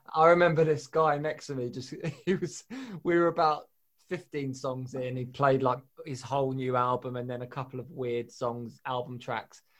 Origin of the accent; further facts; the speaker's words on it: Harrow, London, United Kingdom; also born or lived in New York; now in Pinner, United Kingdom; I'm from Harrow, which people think's posh, but it's actually one of the biggest shitholes in London.